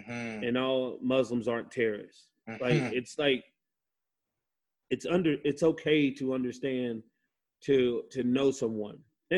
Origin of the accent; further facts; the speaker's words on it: United States; one of the first time an American Indian was tried was in my hometown in the U.S.